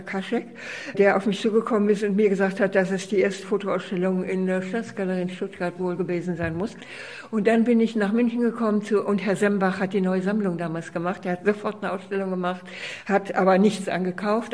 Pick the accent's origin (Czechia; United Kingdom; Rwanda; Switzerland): Czechia; also born or lived in Austria; now in Düsseldorf, Germany; ich komme aus der Tschechoslowakei.